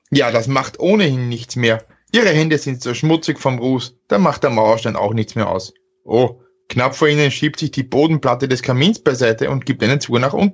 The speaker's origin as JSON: {"language": "German", "region": "Burgenland", "country": "Austria", "tie": "born or raised there", "said": "ich, ich als, als waschechter Burgenländer, der quasi mit der Weinflasche aufgezogen wurde, darf das vorlesen."}